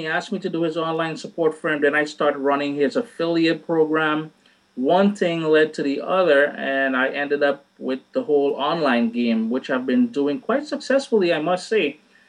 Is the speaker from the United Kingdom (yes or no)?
no; Trinidad & Tobago; now in Canada; Trinidad and Tobago, born and bred. And then I moved up to Canada about 21 years ago, I believe.